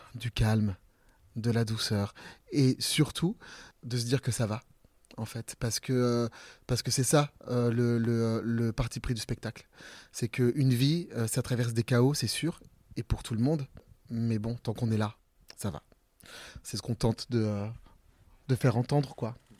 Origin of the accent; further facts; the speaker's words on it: Ambazac, Nouvelle-Aquitaine, France; also born or lived in Bellac; mon entrée au théâtre, c'était une prof de grec le mercredi après-midi euh, dans mon collège à Ambazac, euh, vraiment dans, dans, le fin fond du Limousin